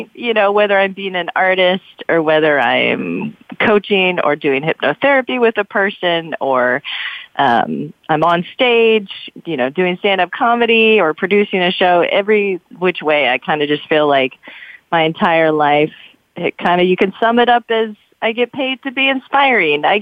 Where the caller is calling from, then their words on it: Emeryville, California, United States; I actually live in Oakland, California, but I have an office here